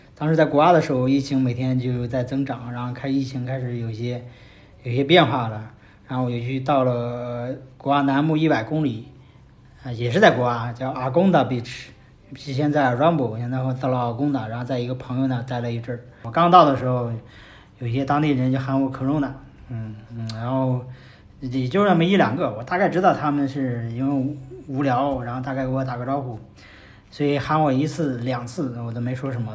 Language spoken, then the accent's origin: Chinese; China; 是从中国